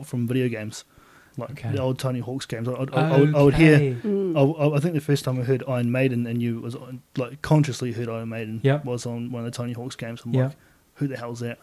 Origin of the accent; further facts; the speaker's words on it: Nelson, New Zealand; now in Christchurch, New Zealand; I was born and raised in Nelson